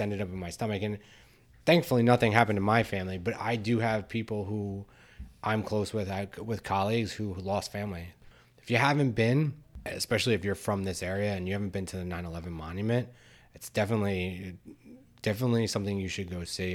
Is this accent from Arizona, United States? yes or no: no; Bergen County, New York area, New Jersey, United States; I grew up in Bergen County, New York area, my whole life